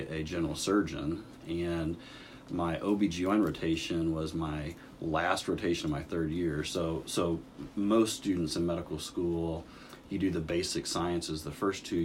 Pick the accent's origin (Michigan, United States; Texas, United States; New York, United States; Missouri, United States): Missouri, United States; Lamar; also born or lived in Springfield, Missouri / Columbia, Missouri / St. Louis, Missouri; now in Rolla, United States; I grew up in Lamar, Missouri. I've been in Missouri most of my life